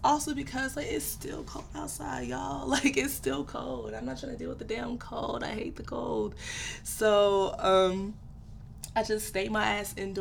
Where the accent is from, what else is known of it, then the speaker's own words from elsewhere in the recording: Nigeria; I'm Nigerian, and any Nigerian kid knows, like, our parents have these high, high, high expectations for us